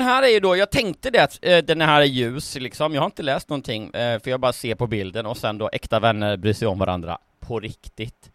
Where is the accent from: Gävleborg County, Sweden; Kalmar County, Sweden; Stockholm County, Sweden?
Kalmar County, Sweden; Lindsdal; Lindsdals nazist som där jag kommer ifrån